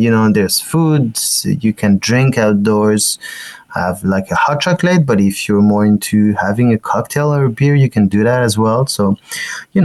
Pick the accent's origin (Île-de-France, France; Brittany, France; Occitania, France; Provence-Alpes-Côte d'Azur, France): Occitania, France; Toulouse; moved away as an adult; also born or lived in Marciac, France; now in Montreal, Canada; I grew up in the southwest of France near Toulouse. I mean, in Toulouse, but I was born in a small village